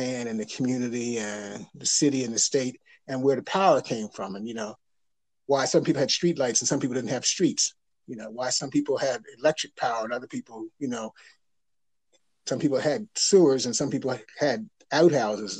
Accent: the North, United States; I grew up in the North

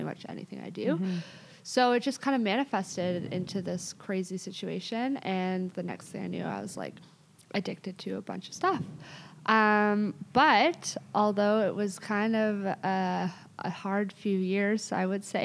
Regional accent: Toronto, Ontario, Canada; I grew up in Toronto

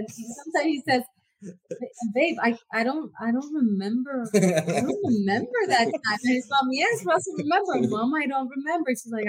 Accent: Puerto Rico; moved away as an adult; also born or lived in St. Croix, Virgin Islands; My family's all Puerto Rican. I was born in St. Croix, Virgin Islands, and lived there till I was 12. My dad was an engineer there. Then we moved back to Puerto Rico, and I lived there till I was 23 years old.

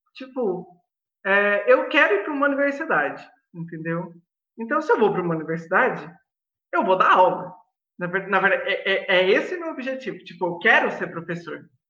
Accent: Mogi Guaçu, São Paulo, Brazil; eu sou de Mogi Guaçu, uma cidade maravilhosa

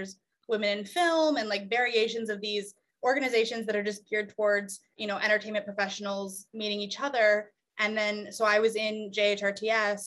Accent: Indiana, United States; moved away as an adult; now in Los Angeles, United States; I am from Indiana.

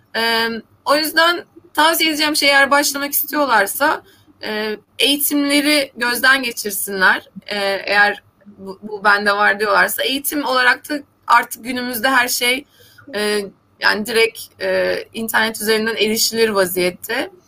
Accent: Black Sea Region, Turkey; ben Karadenizliyim

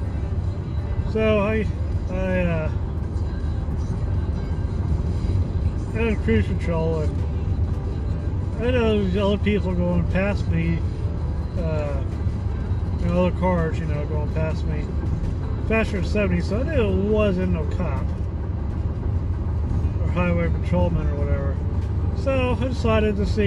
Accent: Midwest, United States; I grew up in the Midwest

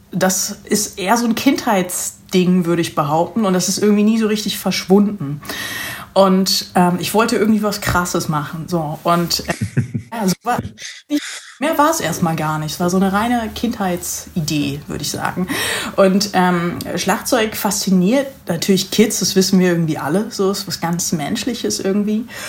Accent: Lüneburg Heath, Lower Saxony, Germany; moved away as an adult; also born or lived in Hanover / Netherlands / United States; now in Hamburg, Germany; ich bin in der Lüneburger Heide groß geworden

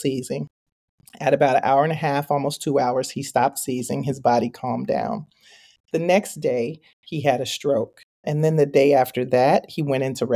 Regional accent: Chicago, Illinois, United States; now in Minnesota, United States; I grew up in Chicago

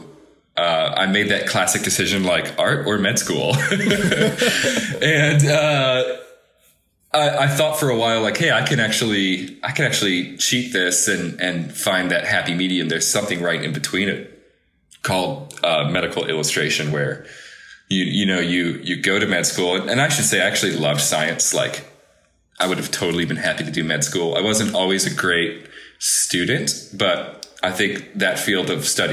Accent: Chicago, Illinois, United States; moved away as an adult; growing up in Chicago

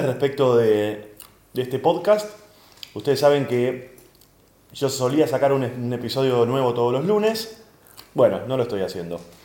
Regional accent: Argentina; como comediante argentino

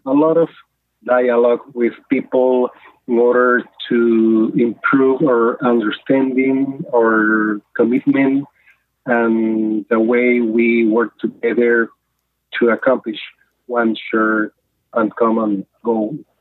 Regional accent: Nicaragua; now in Mexico; I was born in Nicaragua um, more than 50 years ago

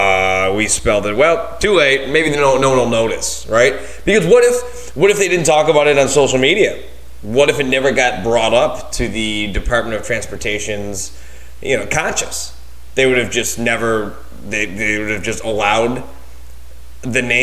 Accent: Buffalo, New York, United States; moved away; I'm from Buffalo, New York, right? So we have some, I don't live there anymore

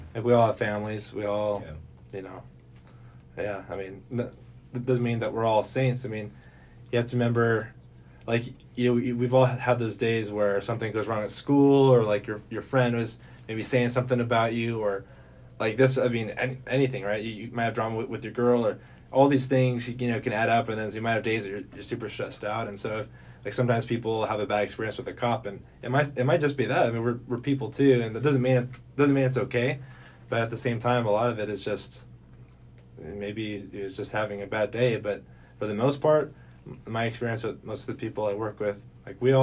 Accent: Santa Maria, California, United States; moved away as an adult; now in Lompoc, United States; I grew up in Santa Maria

